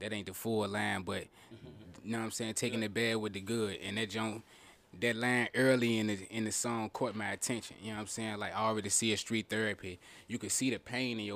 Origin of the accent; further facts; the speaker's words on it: Richmond, Virginia, United States; I'm from Church Hill